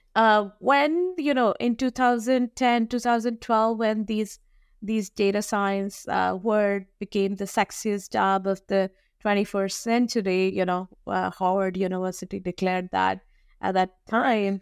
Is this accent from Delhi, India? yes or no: yes; New Delhi, Delhi, India; I was, uh, born and raised in New Delhi, India